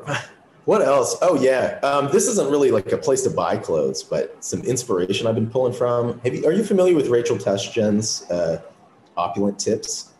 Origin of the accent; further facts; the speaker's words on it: Wisconsin, United States; I'm from Wisconsin, so there's not really much fashion related stuff there